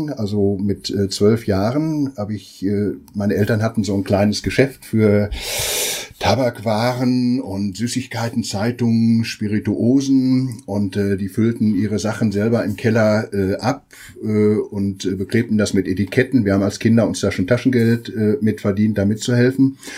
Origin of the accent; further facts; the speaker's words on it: Hemer, North Rhine-Westphalia, Germany; Äh, ich komme aus Hema im Sauerland